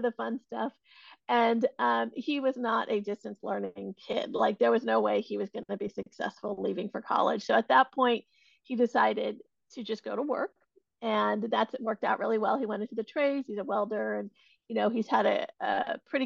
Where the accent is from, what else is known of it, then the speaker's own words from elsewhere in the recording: Silicon Valley, California, United States; I have been born and raised in the Silicon Valley, California, and really grew up around a lot of tech.